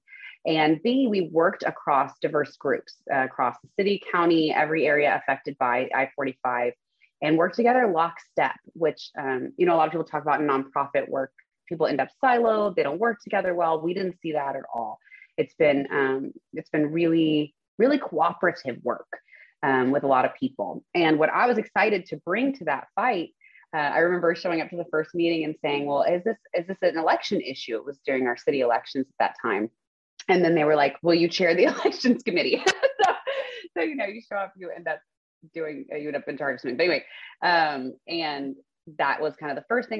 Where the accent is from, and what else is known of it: Spring, Texas, United States; born or raised there; also born or lived in The Woodlands, Texas